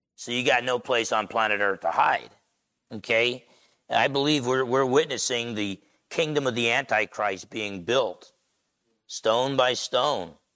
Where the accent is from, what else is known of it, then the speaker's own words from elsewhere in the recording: Essex County, New Jersey, United States; Growing up in Essex County, New Jersey